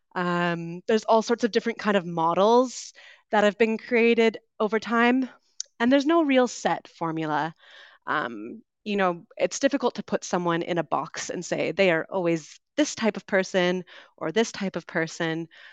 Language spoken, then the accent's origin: English; West Coast of Canada, Canada; accent: Canadian; moved away as an adult; also born or lived in United Kingdom; I am originally from Canada, so you'll be hearing a Canadian accent today. I grew up on the West Coast